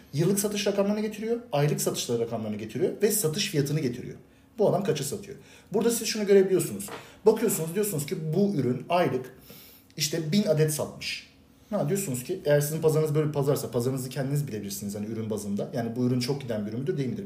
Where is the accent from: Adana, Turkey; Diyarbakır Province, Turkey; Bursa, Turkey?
Bursa, Turkey; Bursa'da doğdum büyüdüm. Bursa'da yaşıyorum